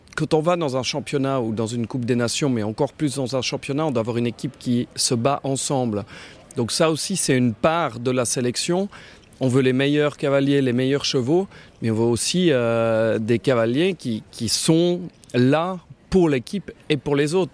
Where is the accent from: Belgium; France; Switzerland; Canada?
Switzerland; en tant que Suisse